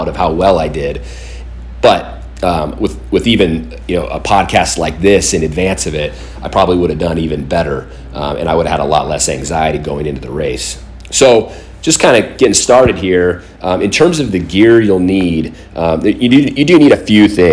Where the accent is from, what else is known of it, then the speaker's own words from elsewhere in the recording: Southern California, United States; I grew up down in Southern California.